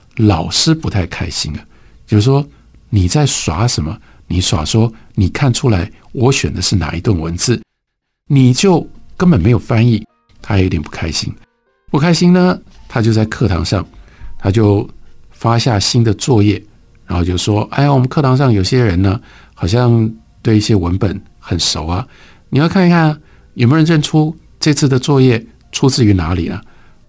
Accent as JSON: {"language": "Chinese", "country": "Taiwan", "said": "因为我是一个台湾人"}